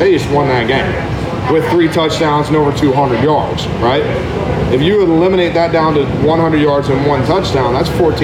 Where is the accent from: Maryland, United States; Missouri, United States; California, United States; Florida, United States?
Missouri, United States; St. Louis; I'm even from St. Louis